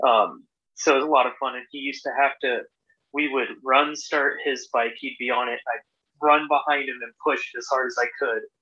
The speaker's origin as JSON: {"language": "English", "town": "Norco", "region": "California", "country": "United States", "tie": "born or raised there", "moved": "yes", "lives_now": "Portland, United States", "said": "I grew up in this little home in this little town called Norco, California, in the okay. Inland Empire, um, suburb of a suburb of Orange County"}